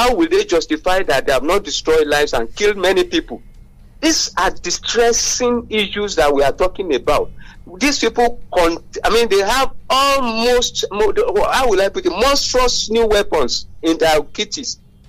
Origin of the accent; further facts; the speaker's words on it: Abeokuta, Ogun State, Nigeria; from Abeokuta.